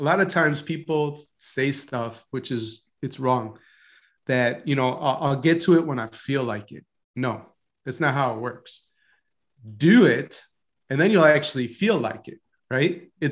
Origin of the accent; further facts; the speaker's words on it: Palatine, Illinois, United States; I grew up outside of Chicago in one of the suburbs, Palatine, Illinois.